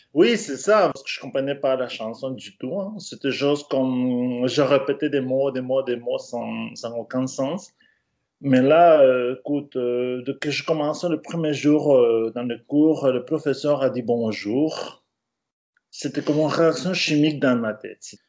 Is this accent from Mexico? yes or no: yes; Mexico; French is a second language; moved away as an adult; also born or lived in Brittany, France